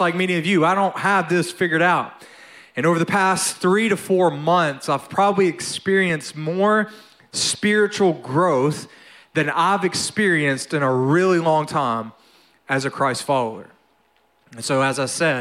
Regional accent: North Louisiana, United States; I was born and raised in Louisiana, all right? And so actually North Louisiana, I'm a redneck, not a Cajun.

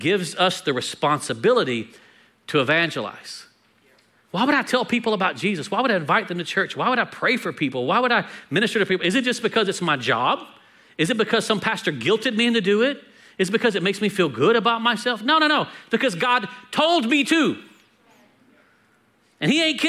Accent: United States; we're American

